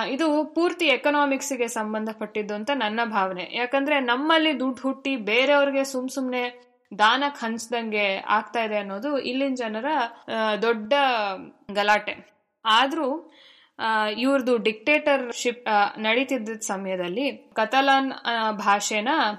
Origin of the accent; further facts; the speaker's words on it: Bangalore, Karnataka, India; moved away as an adult; also born or lived in Jayanagar, Bangalore; now in Barcelona, Spain; ನಾನು ಬೆಂಗಳೂರಿನೋಳು ಅದರಿಂದ ಕನ್ನಡ ಇಂಗ್ಲಿಷ್ ಸುಲಲಿತ